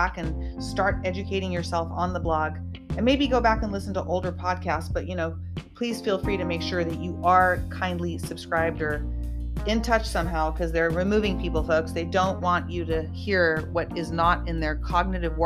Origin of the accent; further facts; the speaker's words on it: California, United States; we are real people from California natives, both of us